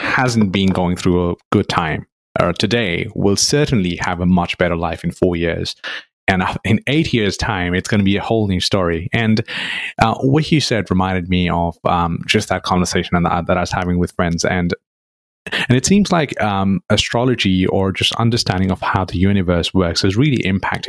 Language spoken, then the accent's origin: English; Nepal; growing up in Nepal, which is very close to India